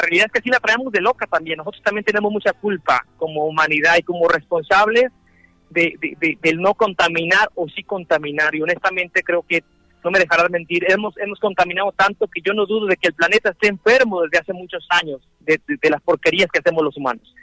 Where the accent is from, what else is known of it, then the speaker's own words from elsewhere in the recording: Mexico; mi pueblo unido mexicano